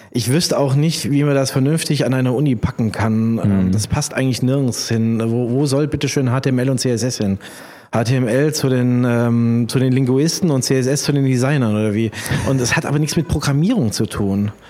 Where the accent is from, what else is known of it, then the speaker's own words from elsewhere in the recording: Kassel, Hesse, Germany; born there; now in Mainz, Germany; ich bin geboren in Kassel, habe in Mainz studiert und äh, bin in Mainz hängen geblieben.